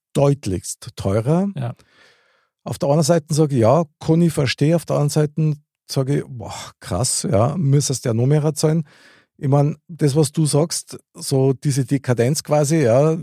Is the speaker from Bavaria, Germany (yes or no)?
yes; Munich, Bavaria, Germany; born or raised there